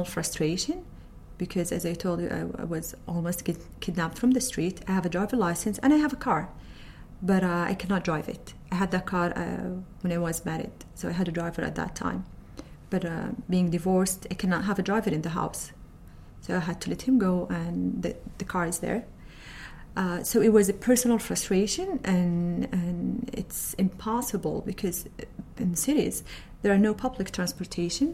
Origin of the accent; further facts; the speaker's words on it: Saudi Arabia; I work in the Arabian Oil Company as IT specialist, and I'm from Saudi Arabia